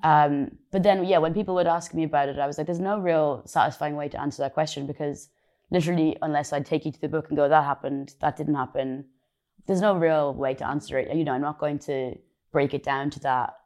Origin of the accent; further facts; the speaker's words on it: Ireland; moved away; I'm Irish